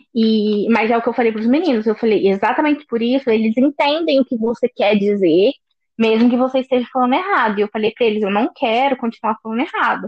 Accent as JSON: {"language": "Portuguese", "town": "Poços de Caldas", "region": "Minas Gerais", "country": "Brazil", "moved": "as an adult", "lives_now": "Dublin, Ireland", "said": "Eu sou do interior de Minas Gerais, uma cidade bem pequenininha que chama Poste Caldas"}